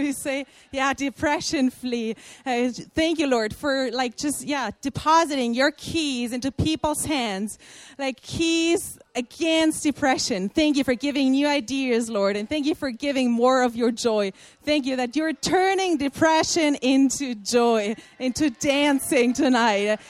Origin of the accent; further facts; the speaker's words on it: Germany; also born or lived in Brazil; I'm from Germany.